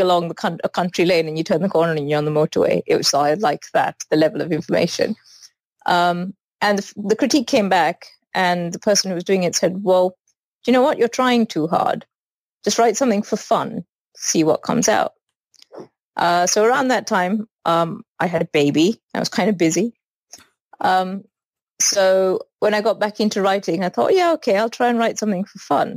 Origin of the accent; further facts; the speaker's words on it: Sri Lanka; moved away; I grew up in Sri Lanka, and I went to an all-girls school